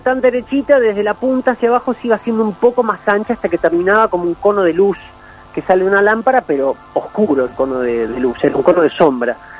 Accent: Capilla del Monte, Córdoba, Argentina; moved away as an adult; now in Buenos Aires, Argentina; yo me crío acá en Capilla del Monte desde que tengo un año y bueno, este, viví toda mi vida

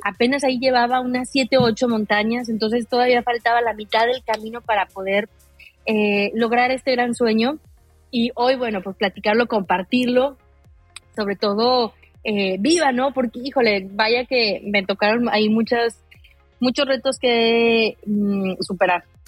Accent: Aguascalientes, Mexico; yo soy de Aguascalientes, eh, donde no hay montañas

